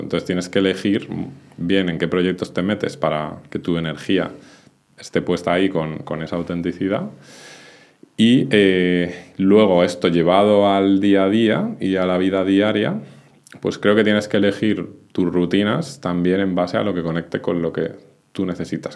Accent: Madrid, Community of Madrid, Spain; moved away as an adult; also born or lived in Benasque Valley, Pyrenees; now in Benasque, Spain; Yo soy de Madrid, pero desde hace un tiempo decidí marcharme a vivir a los Pirineos, al Valle de Benasque

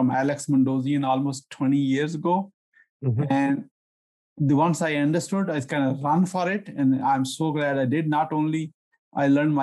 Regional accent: Pakistan; now in United States; I'm originally from Pakistan

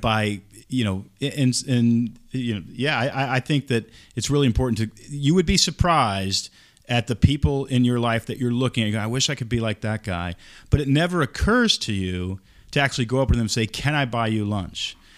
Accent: Texas, United States; moved away; also born or lived in Oregon; I grew up in Texas

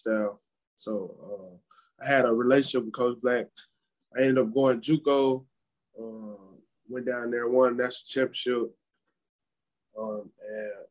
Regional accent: Memphis, Tennessee, United States; also born or lived in Olive Branch, Mississippi; I grew up in the Memphis area, Memphis and then Olive Branch

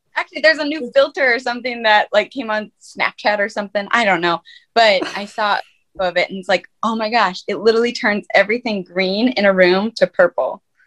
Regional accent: Minnesota, United States; moved away as an adult; also born or lived in Fargo, North Dakota; now in Nashville, United States; I'm originally from Fargo, North Dakota, and I grew up in Minnesota. And then I moved to Nashville, Tennessee about five years ago

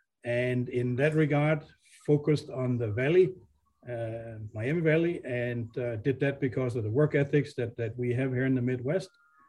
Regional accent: Denmark; English is a second language; moved away as an adult; also born or lived in Hong Kong / Beijing / Singapore / Bangkok; now in United States; I am born, raised in Denmark

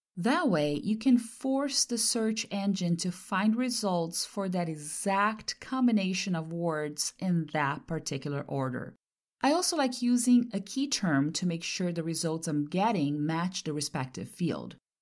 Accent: Brazil; first language Portuguese; English is a second language; moved away as an adult; now in California, United States; from my second language to my mother tongue, since I'm from Brazil. Once I moved to California back in the early two thousands

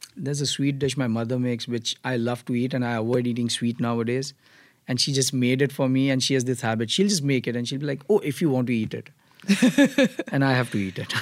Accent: Mumbai, Maharashtra, India; moved away as an adult; now in United States; I come from Mumbai, Maharashtra

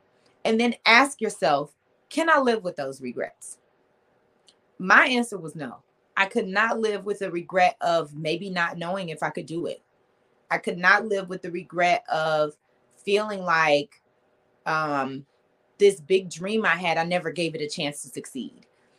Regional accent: Detroit, Michigan, United States; Yes, I did. Born and raised.

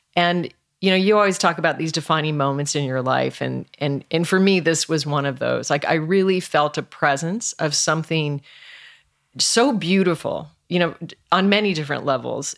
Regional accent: Alaska, United States; moved away; I was raised in Alaska

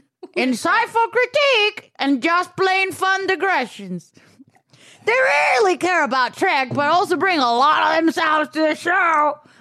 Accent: Venezuela; English is a second language; moved away; I think that happened to me when I was like 5. I was like, damn. I was in Venezuela. I didn't know English.

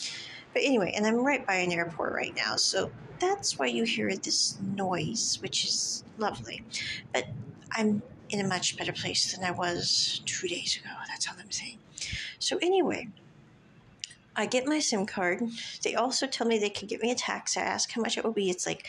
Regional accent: Kansas, United States; born there; I'm like, I was born in Kansas. I mean, no offense. I'm like, we don't get out much.

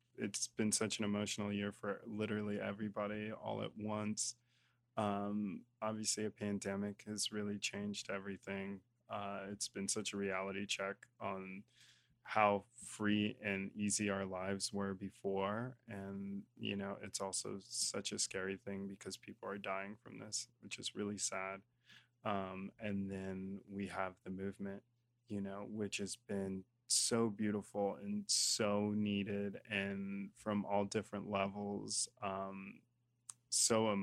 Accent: Colorado Springs, United States; moved away; I was born in Colorado Springs, Colorado. Grew up 15 minutes outside in a small town with a couple stoplights

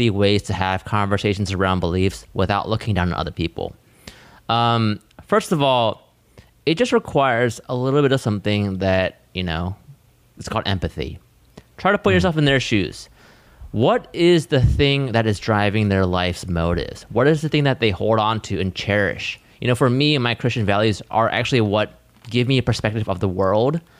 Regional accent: Australia; I'm from Australia and am an atheist.

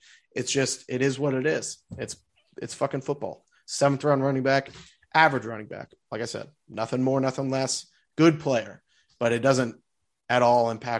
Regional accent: Missouri, United States; But listen, we're not Arizona State people either. We're from Missouri.

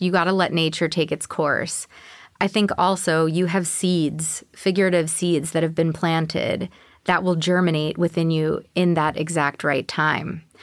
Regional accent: New York, United States; also born or lived in Houston; I'm a New Yorker

